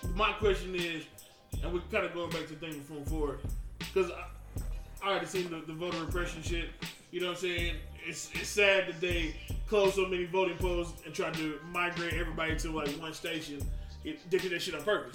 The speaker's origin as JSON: {"language": "English", "region": "the South", "country": "United States", "tie": "born or raised there", "said": "I'm from the South. That's how we was raised"}